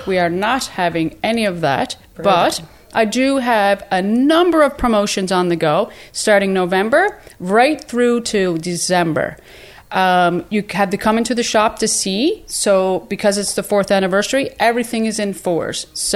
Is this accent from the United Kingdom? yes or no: no; Newfoundland and Labrador, Canada; moved away; I'm from Newfoundland.